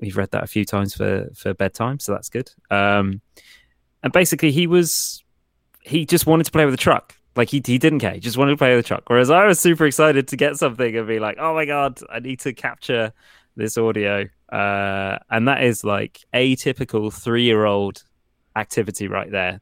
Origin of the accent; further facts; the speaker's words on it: Portsmouth, South East England, United Kingdom; I'm from Portsmouth, UK